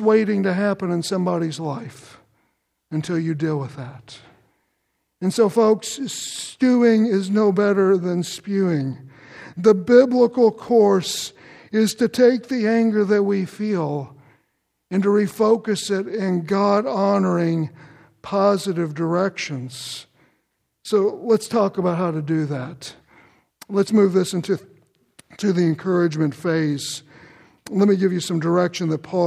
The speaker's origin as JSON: {"language": "English", "town": "Louisville", "region": "Kentucky", "country": "United States", "tie": "born or raised there", "also_born_or_lived": "Shepherdsville, Kentucky", "said": "I grew up in Kentucky, and most of my growing up years were in Louisville."}